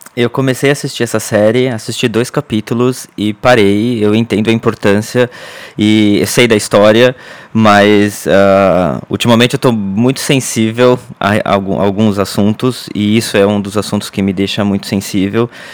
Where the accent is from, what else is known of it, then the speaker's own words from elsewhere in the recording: Brazil; moved away; A gente parece que fica mais brasileiro quando sai do Brasil